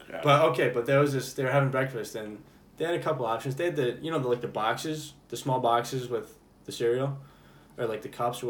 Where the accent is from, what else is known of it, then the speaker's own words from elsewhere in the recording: United States; we're American, dude.